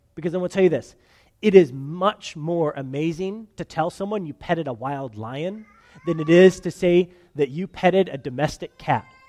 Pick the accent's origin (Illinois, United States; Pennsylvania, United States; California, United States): California, United States; moved away as an adult; I'm from California